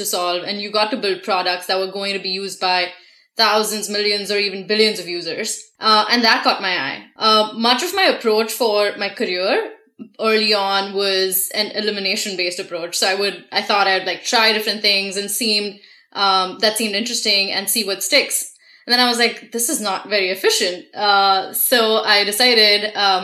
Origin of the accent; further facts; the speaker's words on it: India; moved away as an adult; now in United States; I was born and raised in India and moved to the States a little over 4 years ago.